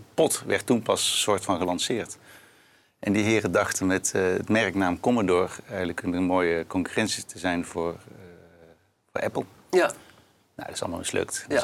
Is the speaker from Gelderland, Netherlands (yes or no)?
no; Breda, North Brabant, Netherlands